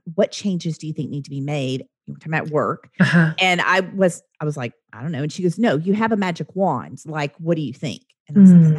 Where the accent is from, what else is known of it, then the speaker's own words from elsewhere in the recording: Oklahoma, United States; I'm from Oklahoma